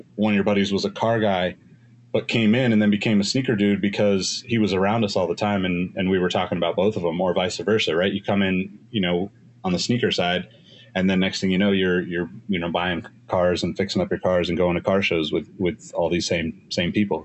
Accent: Sacramento, California, United States; I was living in Sacramento at the time, my hometown

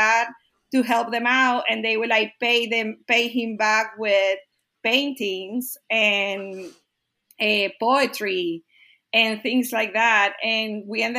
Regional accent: Barquisimeto, Lara, Venezuela; English is a second language; moved away as an adult; also born or lived in Kentucky, United States / Texas, United States; now in Austin, United States; I was born in Venezuela in a small town called Barquisimeto.

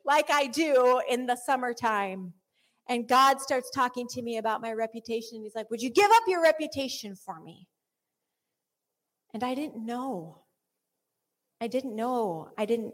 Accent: United States; I'm American

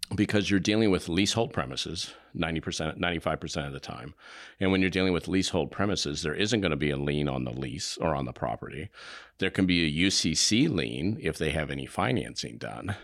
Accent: Indio, California, United States; also born or lived in Evansville, Indiana; I grew up in Southern California. I was born in Evansville, Indiana, and then we moved out when I was very young

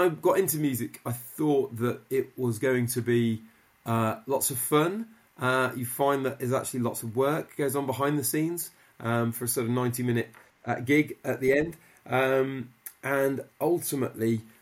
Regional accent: Midlands, United Kingdom; I grew up in the Midlands

